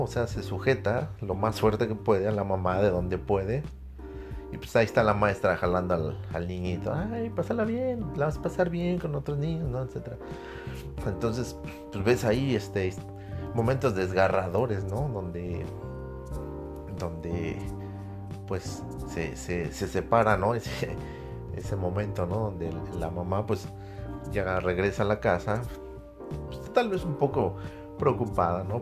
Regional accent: Mexico; como buen patriota, como buen mexicano

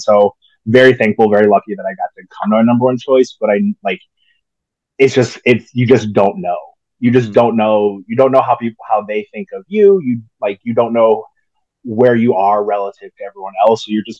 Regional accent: Texas, United States; born there; also born or lived in Illinois / Maryland / Indiana; Yeah. So born in Texas, and then we moved to Illinois for a little bit for my dad

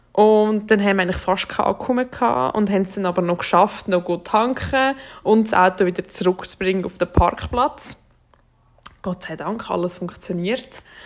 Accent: Switzerland; bei uns in der Schweiz

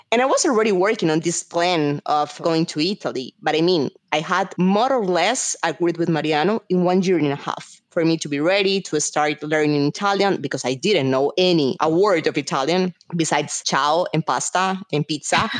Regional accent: Colombia; moved away as an adult; also born or lived in São Paulo, Brazil; I'm Colombian. And I say this because normally people think that I'm Brazilian, but actually, I was born in Colombia. And I moved to Brazil because of my university.

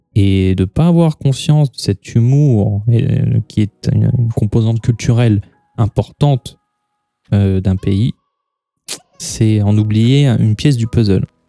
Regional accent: France; nous sommes des Gaulois réfractaires

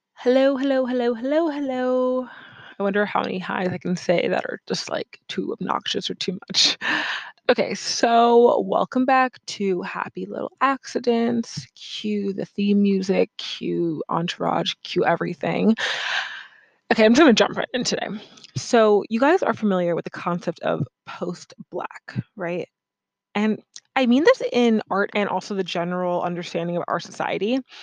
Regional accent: United States; I grew up in America

